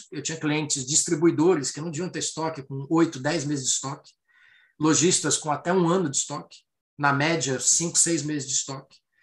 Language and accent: Portuguese; Rio de Janeiro, Brazil; Eu sou carioca